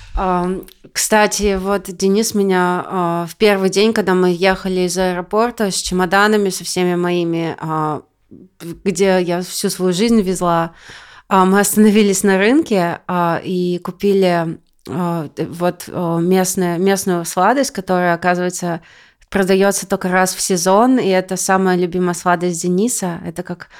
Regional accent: Siberia, Russia; moved away as an adult; now in California, United States; я из Сибири

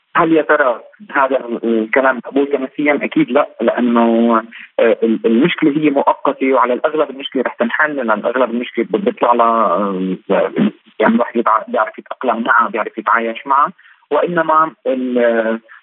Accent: Syria; also born or lived in Venezuela; now in Caracas, Venezuela; نحن بسوريا انا كمواطن سوري ولو اني عايش برا

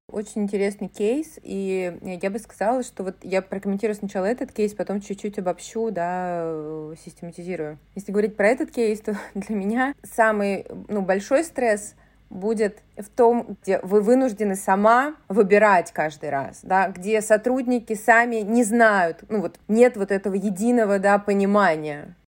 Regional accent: Saint Petersburg, Russia; я из Санкт-Петербурга, да, историю нашего города, Ленинград

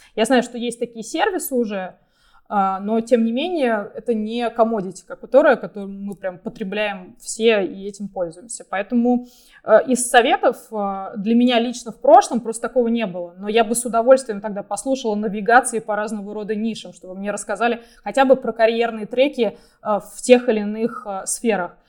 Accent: Russia; moved away as an adult; also born or lived in United States; мы все родились в России и развивались в России

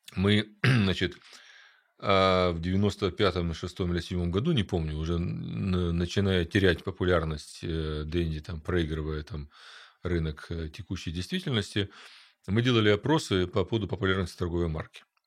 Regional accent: Ukraine; я родился в Украине

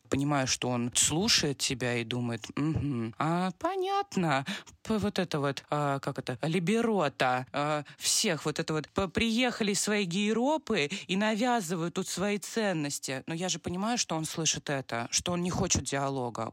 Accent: Moscow, Russia; я из Москвы

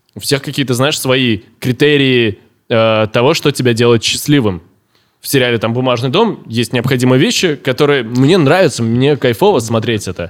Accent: Orenburg, Orenburg Oblast, Russia; я всю жизнь в России. Я с первого года жизни, да, в Оренбурге мы переехали, когда мне был год.

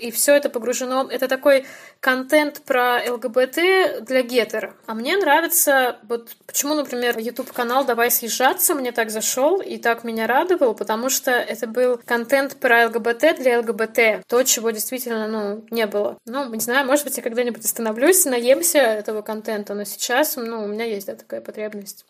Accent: near Volgograd, Volgograd Oblast, Russia; born or raised there; moved away as an adult; also born or lived in Belarus; now in Saint Petersburg, Russia

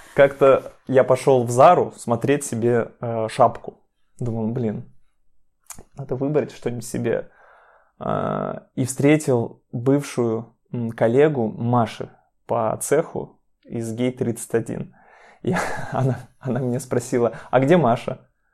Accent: Chelyabinsk, Chelyabinsk Oblast, Russia; moved away; Я сам приехал из Челябинска, мы с Машей из Челябинска

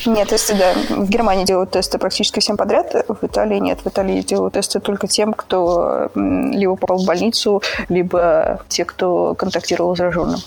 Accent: Saint Petersburg, Russia; moved away as an adult; also born or lived in Moscow, Russia; now in Chiavari, Italy; Я родилась в Санкт-Петербурге, и сначала я переехала в Москву по работе

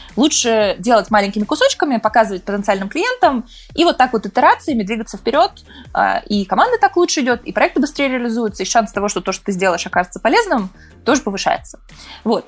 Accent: Balashikha, Moscow Oblast, Russia; moved away as an adult; now in United States; Я родилась, выросла в России, сейчас живу в Штатах

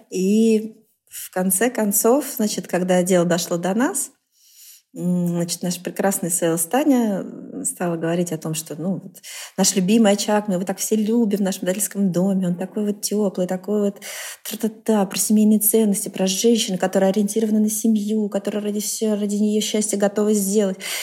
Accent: Vengerovo, Novosibirsk Oblast, Russia; moved away; Я выросла в сибирском селе Венгерово

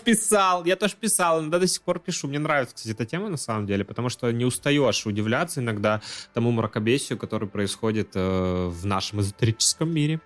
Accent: Yakutia, Sakha Republic, Russia; я из Якутии

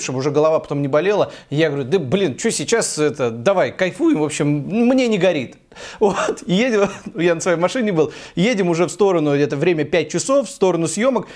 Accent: Tula, Tula Oblast, Russia; moved away; я из Тулы

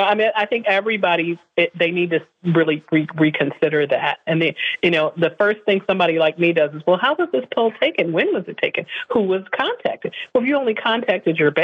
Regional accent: Buffalo, New York, United States; I'm from Buffalo

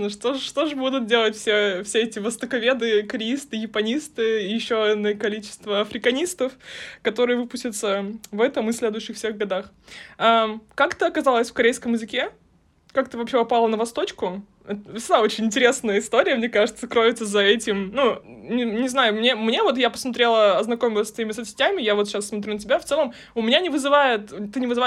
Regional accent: Ufa, Bashkortostan, Russia; Я из Уфы.

